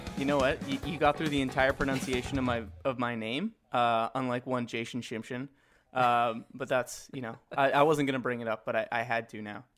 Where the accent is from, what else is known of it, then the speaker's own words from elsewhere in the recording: Edmonton, Alberta, Canada; I grew up in Edmonton